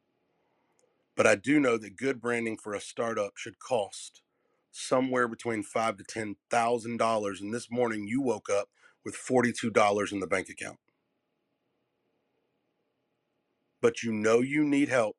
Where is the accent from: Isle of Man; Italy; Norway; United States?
United States; the South; I'm from the South.